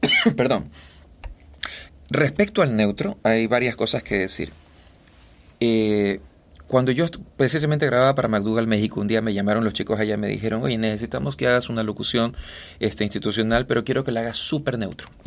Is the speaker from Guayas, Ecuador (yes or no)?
yes; Guayaquil, Guayas, Ecuador; si tú me escuchas hablar y me presentas a alguien, me va a preguntar de dónde eres. Y yo le voy a decir de Guayaquil. No, tú no suenas guayaquileño.